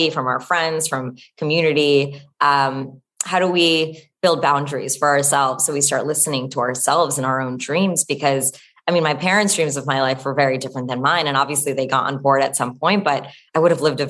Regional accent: New Jersey, United States; I grew up in New Jersey

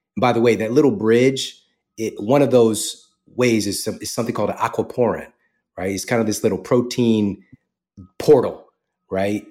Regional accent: St. Louis, Missouri, United States; moved away as an adult; also born or lived in Wildwood, Missouri; now in Los Angeles, United States; I was born and raised in Saint Louis, Missouri

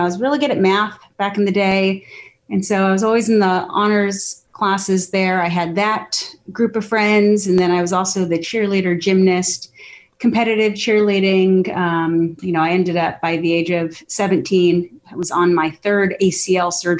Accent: Scottsdale, Arizona, United States; I'm from the Southwest. I was born and raised in Scottsdale, Arizona

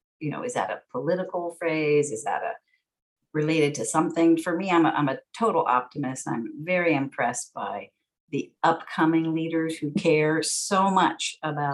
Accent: San Francisco, California, United States; growing up in San Francisco, I'm fourth generation San Franciscan. We spoke English at home

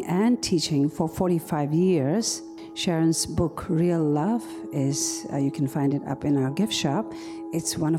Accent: India; the refugee camp that I was born and raised in India

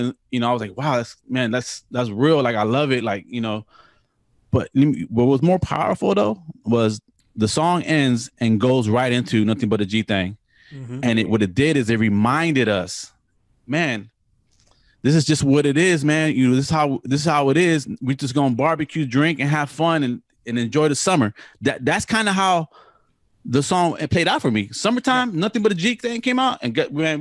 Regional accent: Los Angeles, California, United States; Being from, yeah, the West Coast, being from LA.

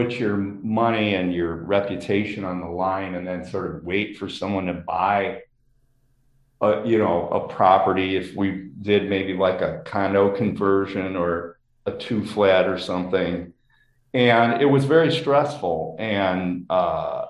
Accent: Chicago, Illinois, United States; I grew up in Lakeview in Chicago

